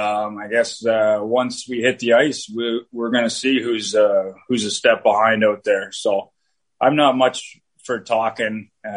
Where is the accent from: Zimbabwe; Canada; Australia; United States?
Canada; moved away; I'm from Canada. I grew up in Canada.